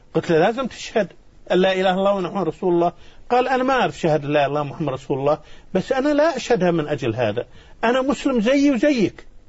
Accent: Kuwait; now in Madagascar; أنا من الكويت والكويت في أرض مكة وأهلي في مكة

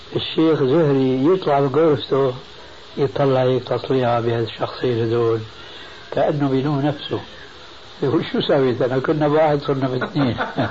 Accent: Syria; المدارس القديمة عندنا في الشام

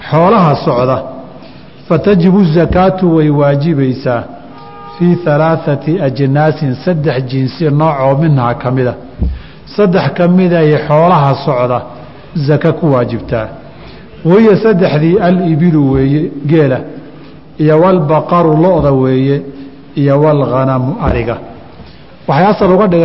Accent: Somalia; soomaali haddaan nahayo

